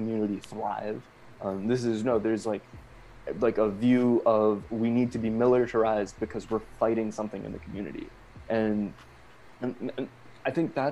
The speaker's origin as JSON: {"language": "English", "country": "Canada", "said": "I say this as a Canadian"}